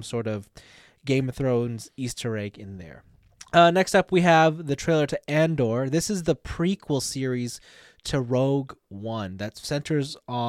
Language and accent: English; Canada; I was born here.